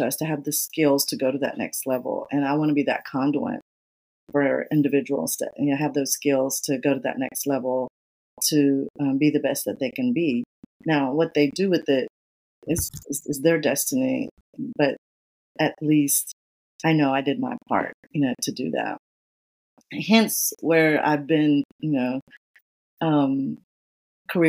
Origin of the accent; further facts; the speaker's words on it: Atlanta, Georgia, United States; I grew up in Georgia, in Atlanta.